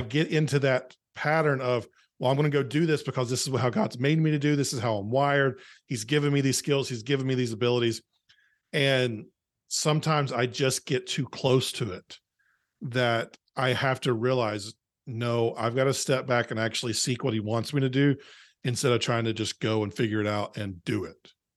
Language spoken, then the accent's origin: English; North Carolina, United States; I grew up in a small town in North Carolina, uh, that no one's ever heard of.